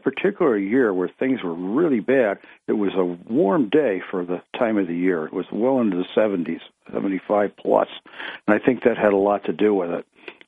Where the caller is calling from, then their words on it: Ithaca, New York, United States; of Greater Ithaca.